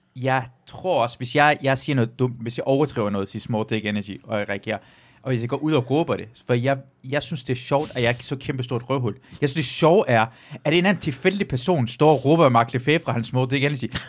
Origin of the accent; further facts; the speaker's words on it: Løgstør, North Denmark Region, Denmark; jeg er fra Luxstør